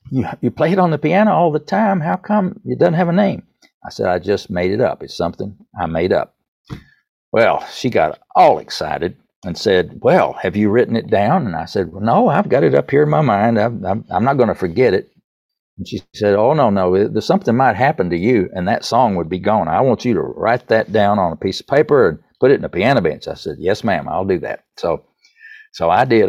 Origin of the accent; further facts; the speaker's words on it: East Tennessee, United States; accent: Southern; I grew up in the Baptist church in East Tennessee